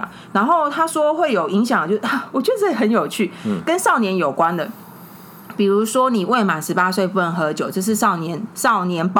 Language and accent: Chinese; Taiwan; 我们台湾